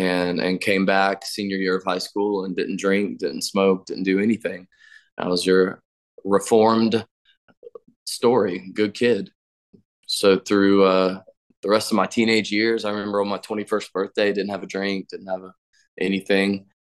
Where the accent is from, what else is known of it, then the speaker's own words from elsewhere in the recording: Florida, United States; born there; So I was born in Florida, and then we moved around like we were fugitives.